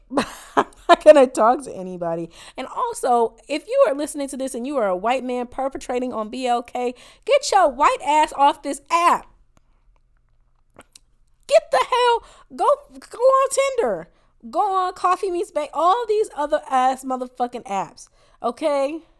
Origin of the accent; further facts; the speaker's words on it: Rancho Cucamonga, California, United States; I am from Rancho Cucamonga. I have never even been in this state before.